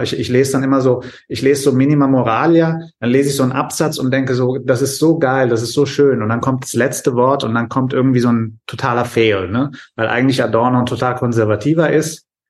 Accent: Germany; als Deutscher

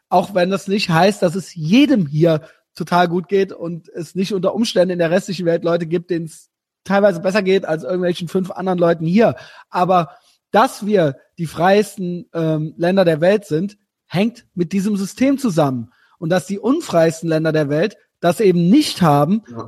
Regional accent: Germany; als Deutsche

